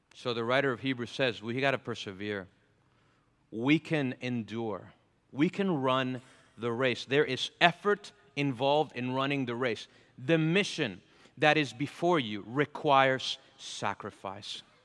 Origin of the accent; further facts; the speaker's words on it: Venezuela; moved away; I'm from Venezuela